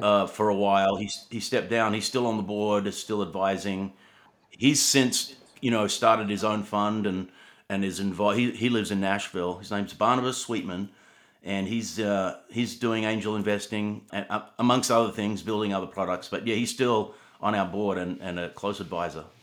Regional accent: Sydney, New South Wales, Australia; moved away as an adult; also born or lived in Atlanta, Georgia; I was born in Australia actually, and you know, grew up in Sydney surfing

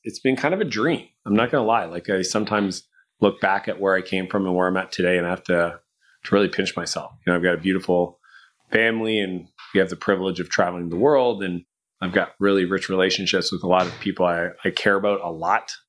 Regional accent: Canada; I'm Canadian

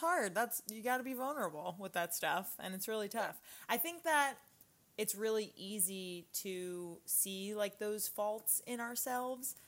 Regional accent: Long Island, New York, United States; I was born on Long Island and was on Long Island like when, you know, 9/11 happened and I just feel like as a New Yorker

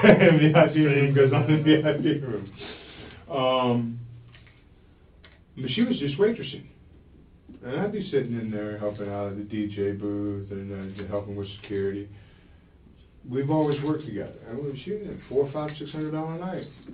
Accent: Jacksonville, Florida, United States; I was born in Jacksonville

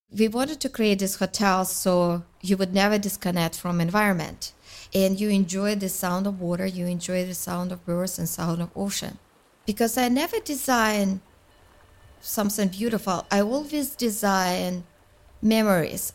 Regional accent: Karaganda, Karaganda Region, Kazakhstan; now in Canada; I'm from Kazakhstan, uh, from the city Karaganda, very family-oriented culture

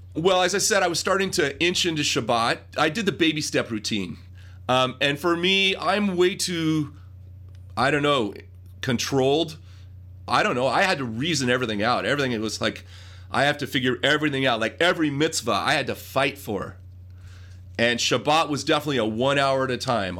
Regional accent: Los Angeles, California, United States; growing up in the Brentwood, Pacific Palisades area of Los Angeles

